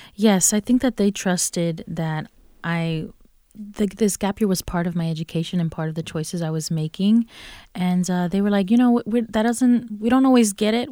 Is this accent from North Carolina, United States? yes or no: yes; Durham, North Carolina, United States; also born or lived in Los Angeles; So, um, I grew up here in Durham. Durham was, is all I, all I knew growing up and went through Durham Public Schools